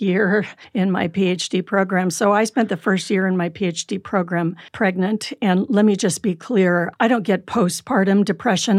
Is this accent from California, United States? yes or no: yes; California, United States; also born or lived in Michigan; now in Utah, United States; I grew up in California.